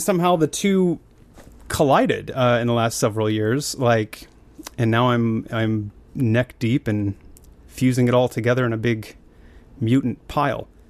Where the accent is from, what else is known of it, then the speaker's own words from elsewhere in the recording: Billings, Montana, United States; I grew up in Montana in a, like an oil refinery kinda town called Billings